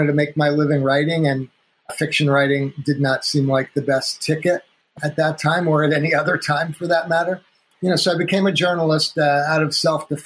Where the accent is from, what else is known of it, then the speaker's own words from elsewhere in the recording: North Woodmere, New York, United States; I grew up on Long Island, in outside of Manhattan in New York